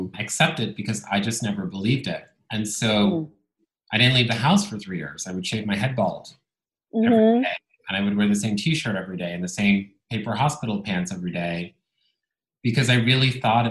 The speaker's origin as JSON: {"language": "English", "town": "Bologna", "region": "Emilia-Romagna", "country": "Italy", "tie": "born or raised there", "first_language": "Italian", "second_language": "English", "moved": "yes", "said": "I grew up in Italy, in Bologna. Italian was my first language."}